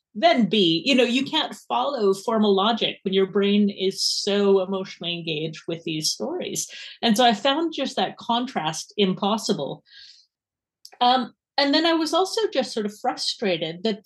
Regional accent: Edmonton, Alberta, Canada; accent: Canadian; moved away as an adult; now in Edinburgh, United Kingdom

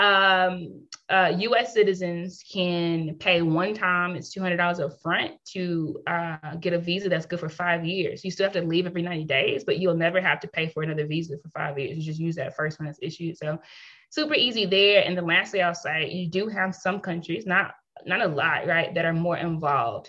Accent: United States; moved away as an adult; also born or lived in South Africa; now in Kenya; I'm from the States, I'm from the United States

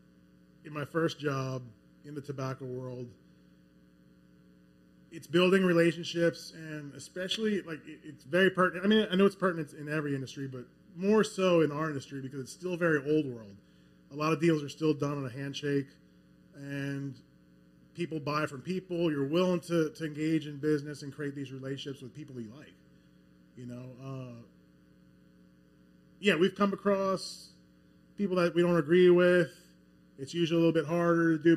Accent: Metairie, Louisiana, United States; moved away as an adult; now in Baton Rouge, United States; I grew up in Metairie

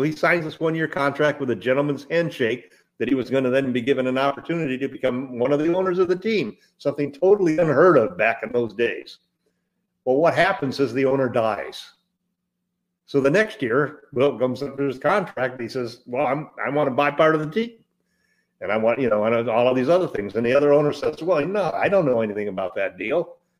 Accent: Midwest, United States; moved away; also born or lived in Southern California; I grew up in the Midwest and moved to Southern California in the 50s.

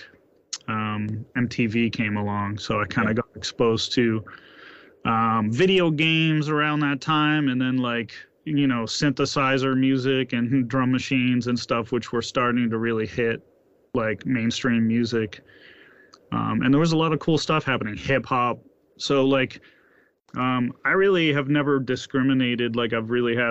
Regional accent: Boston, Massachusetts, United States; also born or lived in Washington State; I grew up in Massachusetts and in the Boston area, and I've lived here most of my life

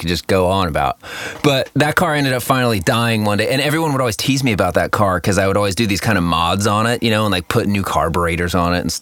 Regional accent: Costa Mesa, California, United States; I grew up in Costa Mesa

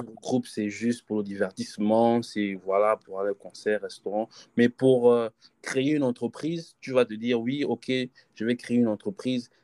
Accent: Gabon; on est Gabonais

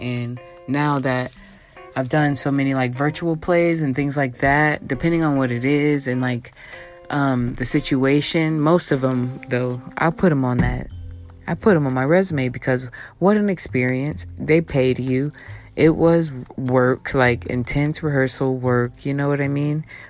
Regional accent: Texas, United States; me being a Texan

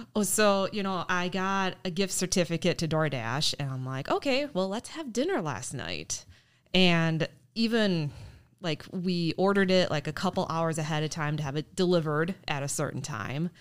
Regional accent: north of Green Bay, Wisconsin, United States; I grew up and was born and raised north of Green Bay in a tiny little town

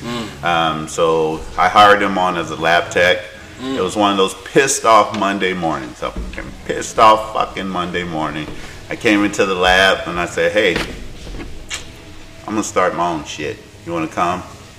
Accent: Alabama, United States; I'm from the South, born and raised Alabama.

